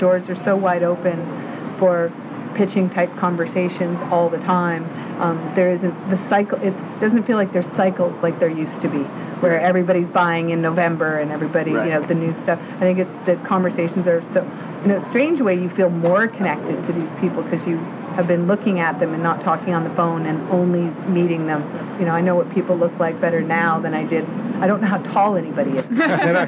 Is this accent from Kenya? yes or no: no; Canada; as a Canadian